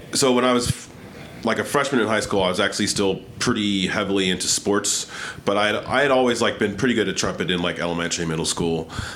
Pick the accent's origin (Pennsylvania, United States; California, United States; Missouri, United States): Pennsylvania, United States; Bristol Township; moved away as an adult; now in Philadelphia, United States; I grew up actually in the Burbs, Bristol Township, PA, okay. Just about 15 miles up 95.